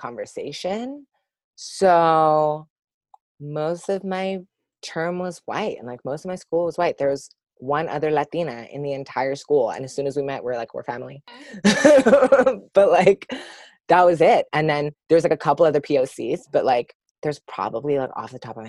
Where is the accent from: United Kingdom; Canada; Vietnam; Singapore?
Canada; Sudbury, Ontario; moved away as an adult; also born or lived in Toronto area; I grew up in Sudbury, Ontario, which is like 5 hours north from here